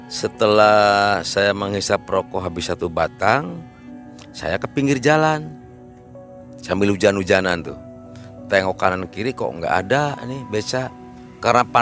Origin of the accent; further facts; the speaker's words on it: Parapat, West Java, Indonesia; Parapat Pangandaran. Uh, awal mulanya kan saya dulu kan jadi pengrajin lah ya, pengrajin ikan asin yang tiap sore saya harus pergi ke pantai